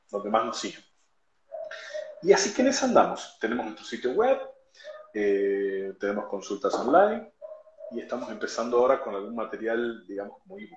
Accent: Argentina; yo soy de Argentina

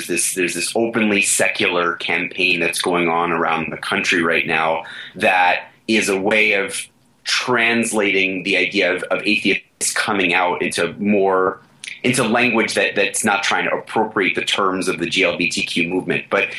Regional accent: Flushing, New York, United States; Well, I could tell the story of Flushing, Queens one more time, but I appreciate the fact that you'll let people look that up.

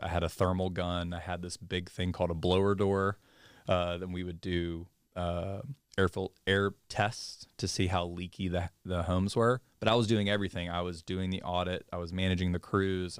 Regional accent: Mobile, Alabama, United States; moved away as an adult; I'm originally from Mobile, Alabama

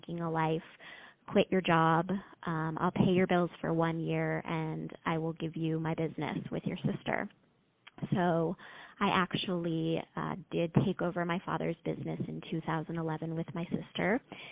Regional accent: Los Angeles, California, United States; moved away as an adult; also born or lived in Boulder, Colorado; now in Las Vegas, United States; I grew up in Los Angeles

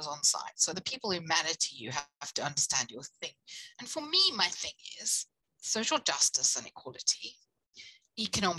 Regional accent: South Africa; now in United Kingdom; I come from South Africa where you either have a job or you

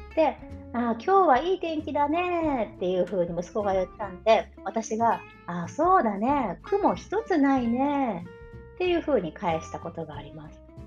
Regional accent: Japan; moved away; 私たちは日本人

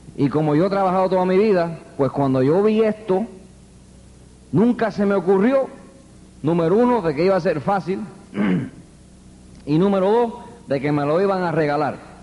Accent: New York City, New York, United States; also born or lived in Queens, New York; me crié en el Bronx. Yo soy neoyorquino

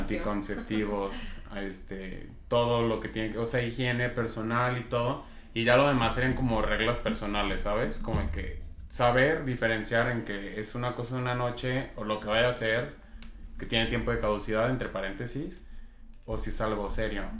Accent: Zacatecas, Mexico; vengo de Zacatecas

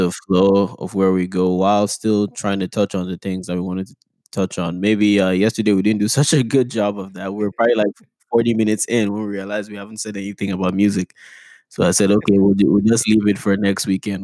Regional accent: Nigeria; moved away; I grew up in Nigeria

